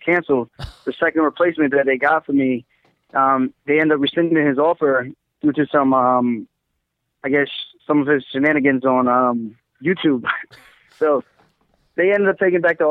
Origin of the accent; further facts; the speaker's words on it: Uniondale, New York, United States; I grew up in Long Island, Uniondale.